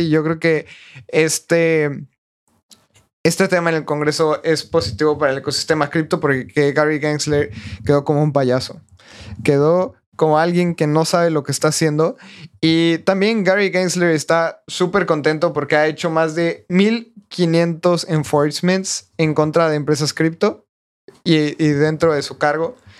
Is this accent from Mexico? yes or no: yes; Mexico; yo también todavía estoy un poco escéptico como mexicano